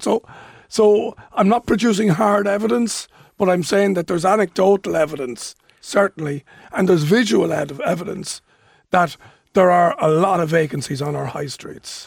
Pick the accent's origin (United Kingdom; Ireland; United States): Ireland; Dún Laoghaire, Leinster; in my hometown of Dunleary